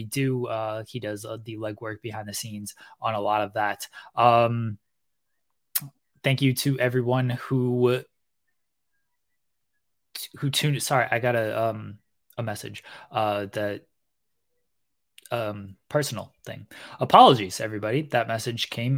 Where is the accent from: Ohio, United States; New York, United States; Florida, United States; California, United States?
Ohio, United States; I'm from Ohio